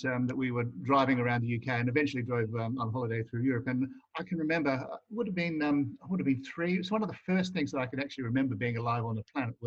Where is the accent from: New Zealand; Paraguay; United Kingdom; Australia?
Australia; Adelaide, South Australia; I grew up there